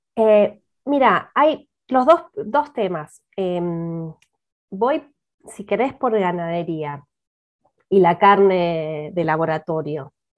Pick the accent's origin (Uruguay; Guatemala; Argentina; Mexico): Argentina; siendo argentina